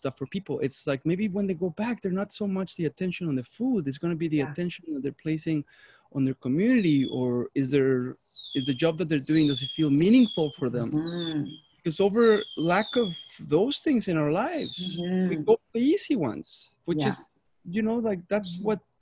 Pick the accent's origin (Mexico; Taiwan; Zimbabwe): Mexico; moved away; I'm from Mexico